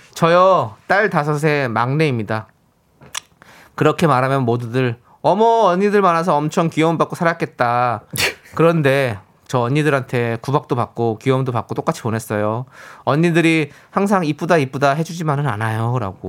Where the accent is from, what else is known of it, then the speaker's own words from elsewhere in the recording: Incheon, South Korea; 저도 인천 출신입니다